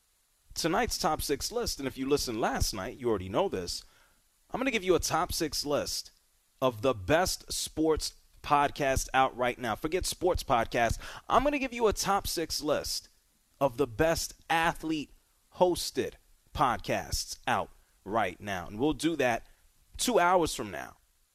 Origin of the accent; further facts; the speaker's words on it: Atlanta, Georgia, United States; my hometown Atlanta Braves